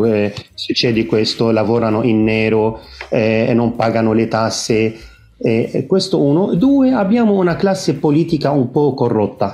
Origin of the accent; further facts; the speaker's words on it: Lebanon; Italian is a second language; also born or lived in Italy; now in Byblos, Lebanon; Io sono di origine libanese.